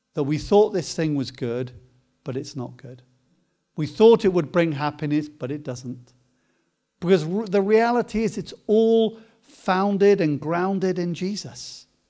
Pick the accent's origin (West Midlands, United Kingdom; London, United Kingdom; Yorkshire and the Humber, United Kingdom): West Midlands, United Kingdom; Coventry; spent a, a lot of time growing up in Coventry